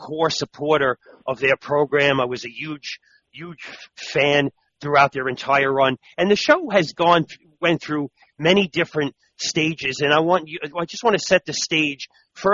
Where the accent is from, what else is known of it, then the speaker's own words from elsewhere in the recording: New York City, New York, United States; growing up in Brooklyn, New York